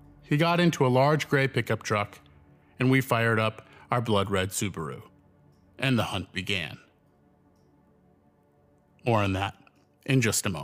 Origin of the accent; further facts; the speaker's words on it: New York, United States; I'm a New Yorker